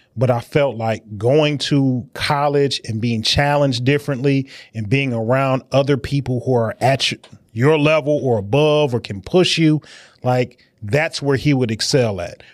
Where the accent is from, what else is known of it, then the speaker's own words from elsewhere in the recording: Detroit, Michigan, United States; I'm from Detroit. You know, I'm a, I'm a, a child on the west side of Detroit